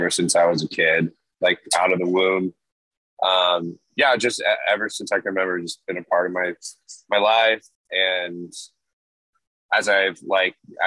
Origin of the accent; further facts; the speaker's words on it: Los Angeles, California, United States; Los Angeles, Southern California area